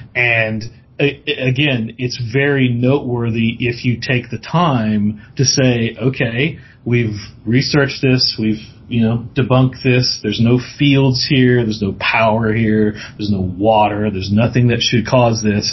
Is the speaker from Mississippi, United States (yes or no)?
yes; Mississippi, United States; I'm from the South so uh, grew up in Mississippi born and raised there